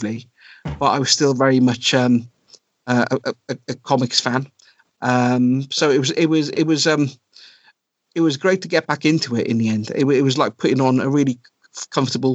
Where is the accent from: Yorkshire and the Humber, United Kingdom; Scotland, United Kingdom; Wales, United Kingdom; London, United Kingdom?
Wales, United Kingdom; South; moved away as an adult; also born or lived in Cardiff / India / Germany / Thailand; I grew up in South Wales. I was born in Cardiff, but then most of my kind of certainly my teenage years and into my early 20s before I started traveling, I was in a little village